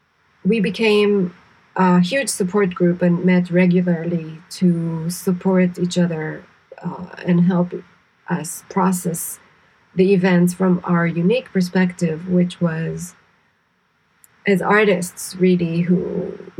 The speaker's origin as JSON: {"language": "English", "country": "Israel", "tie": "born or raised there", "also_born_or_lived": "New York", "moved": "as an adult", "said": "I grew up in Israel, so I grew up experiencing all kinds of shocking events and scary events"}